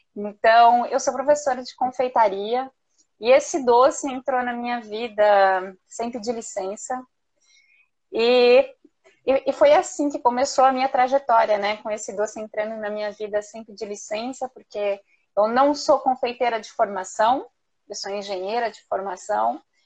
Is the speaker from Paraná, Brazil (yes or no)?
yes; Curitiba, Paraná, Brazil; moved away as an adult; also born or lived in France; now in Bangkok, Thailand; eu sou lá de Curitiba, lá do sul do Brasil